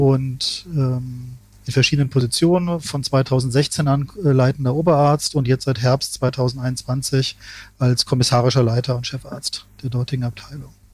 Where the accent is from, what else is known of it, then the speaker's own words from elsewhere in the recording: Ingelheim am Rhein, Rhineland-Palatinate, Germany; ich bin ja in Ingelheim am Rhein aufgewachsen, in einer mittelgroßen Stadt